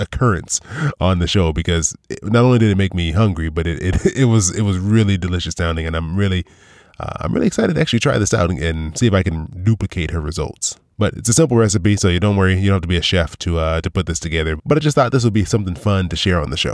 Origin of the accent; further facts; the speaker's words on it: California, United States; now in Florida, United States; I'm from California